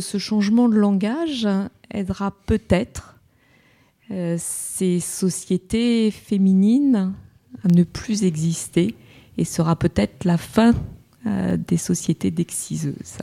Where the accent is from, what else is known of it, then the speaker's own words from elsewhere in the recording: France; chez nous, en France